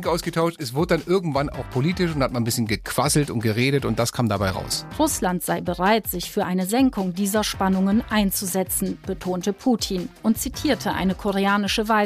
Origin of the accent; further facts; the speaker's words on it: Wermelskirchen, North Rhine-Westphalia, Germany; ich bin 40 Jahre alt. Ich komme aus Wermelskirchen im rheinisch-bergischen Kreis.